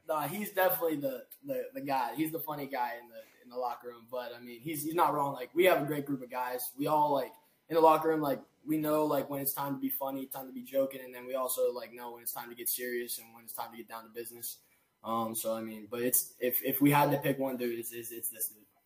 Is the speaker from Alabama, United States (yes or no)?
no; Pittsburgh, Pennsylvania, United States; I'm from Pittsburgh.